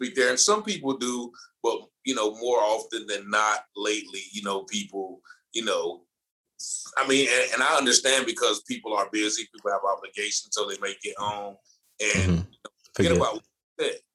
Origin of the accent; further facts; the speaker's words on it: Goldsboro, North Carolina, United States; moved away as an adult; also born or lived in Virginia; I started off in the small town of Goldsboro, North Carolina